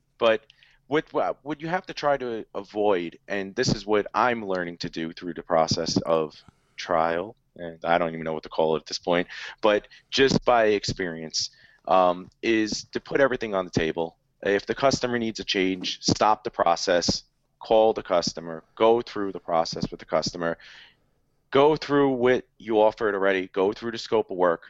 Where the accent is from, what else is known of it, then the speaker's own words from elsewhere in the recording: New York, United States; that's pretty funny, because I'm from New York.